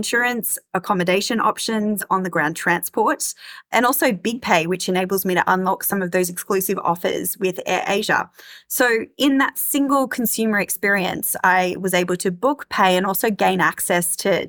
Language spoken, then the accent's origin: English; Australia; now in Singapore; I moved to Singapore from Australia 12 months ago